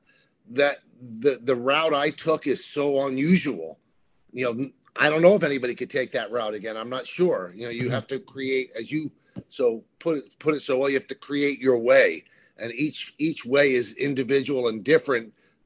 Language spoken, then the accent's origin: English; New York City, New York, United States; accent: South Bronx; I was born in the South Bronx, and the South Bronx was in my voice